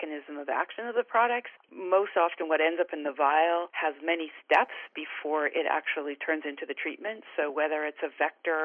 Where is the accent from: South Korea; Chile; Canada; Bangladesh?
Canada; moved away as an adult; also born or lived in British Columbia / San Diego; I'm originally Canadian, and I graduated from the University of British Columbia